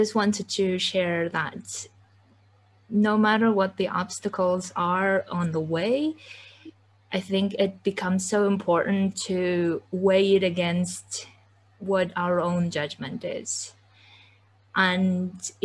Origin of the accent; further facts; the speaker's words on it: Kyrgyzstan; moved away; I come from Kyrgyzstan. I come from a very conservative village